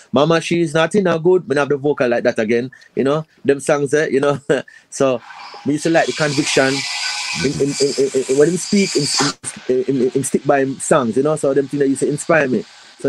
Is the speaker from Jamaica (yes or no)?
yes; Clarendon, Jamaica; also born or lived in Kingston, Jamaica / Portmore, Jamaica; I was born in Kingston Jubilee Hospital. So I think Portmore was the first place I lived as a child from my recollection. But I moved at the age of about 4 or 5, I moved to a parish called Clarendon in a district called Sanguinetti.